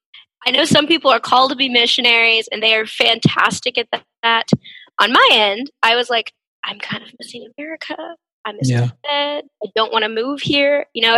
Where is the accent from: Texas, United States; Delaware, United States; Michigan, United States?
Texas, United States; Dallas; also born or lived in Stillwater, Oklahoma; Did my undergrad in sociology at Oklahoma State. I'm originally from the Dallas area, so it was nice kind of going away for a few years and then coming back.